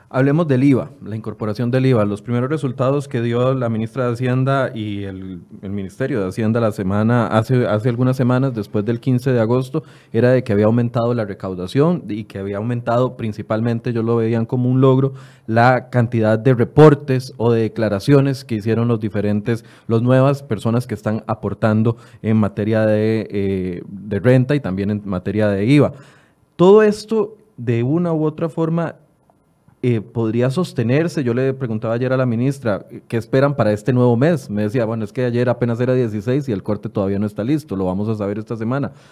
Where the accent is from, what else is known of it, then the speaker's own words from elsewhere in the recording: Costa Rica; como costarricenses